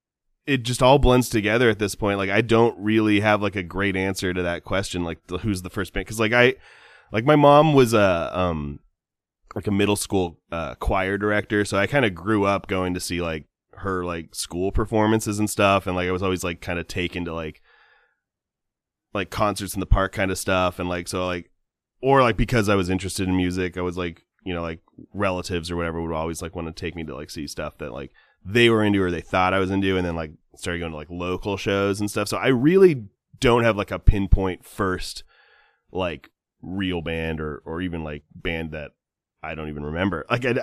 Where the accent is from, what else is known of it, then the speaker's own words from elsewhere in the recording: California, United States; And you know, again, I'm from Southern California